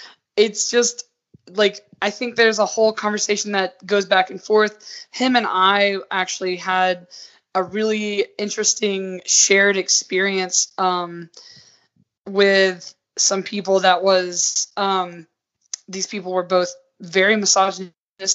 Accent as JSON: {"language": "English", "region": "Southern United States", "country": "United States", "lives_now": "Utah, United States", "said": "I was, like, amazed at how many white people. I was like, whoa, I'm coming from the South where Atlanta is like such a diverse hub."}